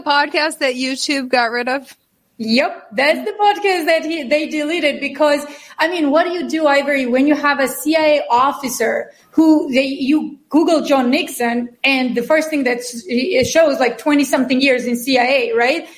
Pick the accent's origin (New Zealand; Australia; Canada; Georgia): Georgia; now in United States; I'm from Georgia, even though I'm, a, I'm American citizen. I'm a double citizen.